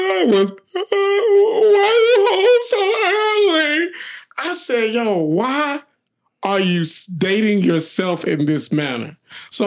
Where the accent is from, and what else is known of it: Memphis, Tennessee, United States; born or raised there